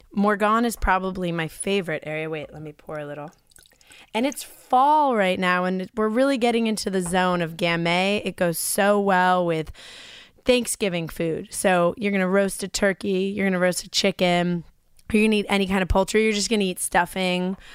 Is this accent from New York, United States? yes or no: yes; New York, United States; growing up in Libby, New York